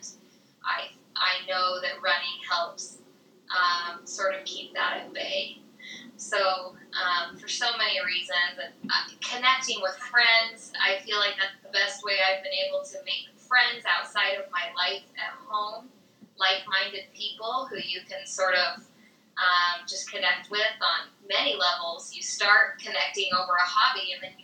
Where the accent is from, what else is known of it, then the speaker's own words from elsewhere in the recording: Utah, United States; I'm from Utah